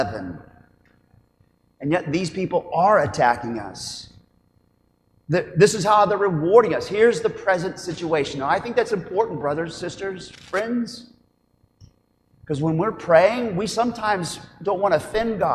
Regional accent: Oklahoma, United States; as an Oklahoman

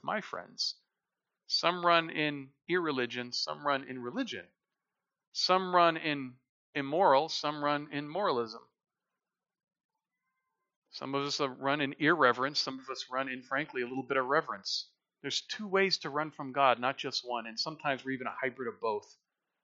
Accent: United States; we're American people.

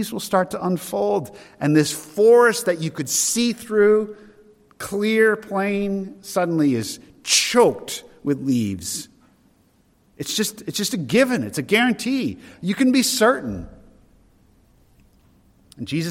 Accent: Derry, New Hampshire, United States; As a boy growing up in Derry, New Hampshire, we lived in an old farmhouse

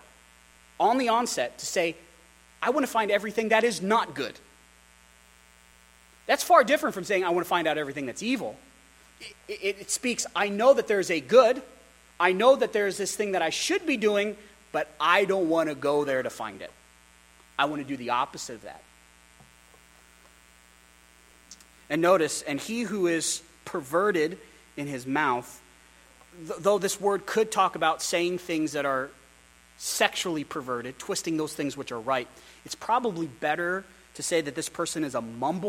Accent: Wyoming, United States; also born or lived in Philadelphia; I grew up in Wyoming. I started a punk rock band in Wyoming.

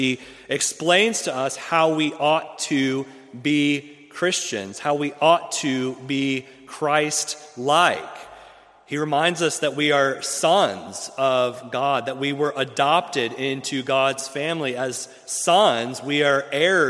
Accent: Ohio, United States; moved away as an adult; also born or lived in Fort Campbell, Kentucky; now in Jackson, United States; I'm originally from Ohio

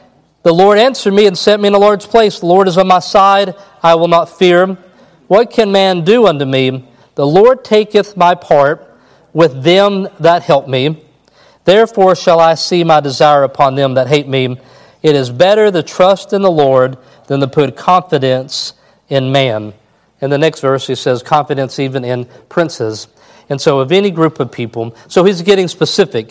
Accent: Kentucky, United States; I'm from Kentucky.

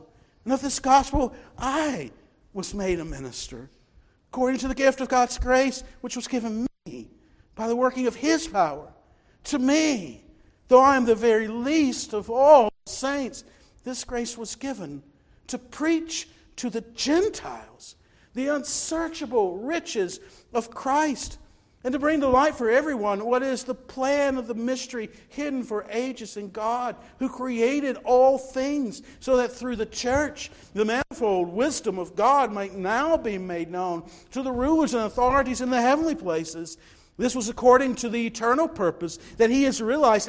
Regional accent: Newnan, Georgia, United States; I grew up in Newnan, Georgia

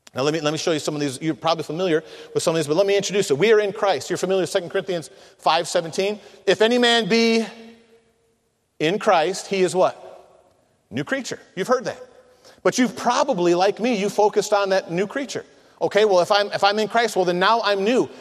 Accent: Michigan, United States; I'm from Michigan

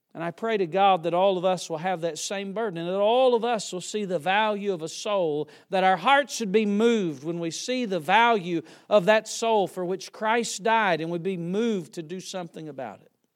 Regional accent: Yadkinville, North Carolina, United States; I was born and raised near Yadkinville, North Carolina

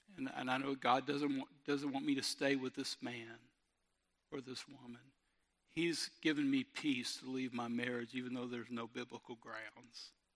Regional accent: Robertsdale, Alabama, United States; I'm from Robertsdale

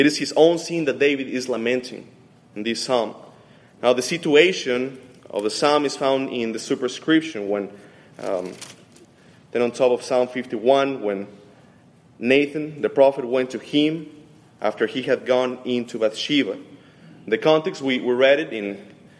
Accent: Mexico City, Mexico; moved away; I'm coming from Mexico City, and my wife is from Romania

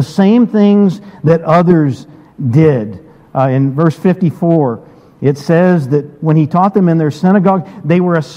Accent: Brevard, North Carolina, United States; moved away; I grew up in Brevard, attended a good-sized Methodist church growing up

